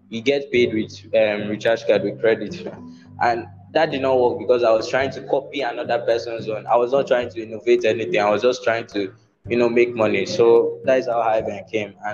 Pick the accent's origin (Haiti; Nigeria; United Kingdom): Nigeria; Yes, yes, I'm Nigerian.